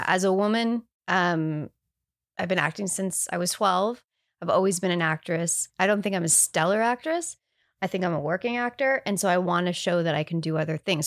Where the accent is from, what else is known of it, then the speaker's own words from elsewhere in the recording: Canada; I'm Canadian.